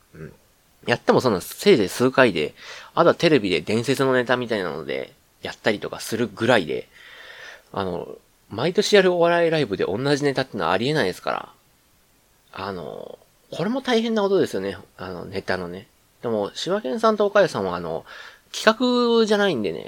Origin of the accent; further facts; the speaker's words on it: Kansai, Japan; accent: Kansai dialect; 関西人、関西人なんでねって言ったら偏見ですけど、普通にあの、関西弁で喋る